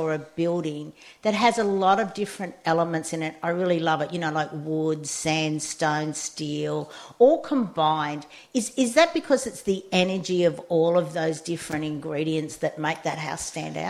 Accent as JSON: {"language": "English", "country": "Australia"}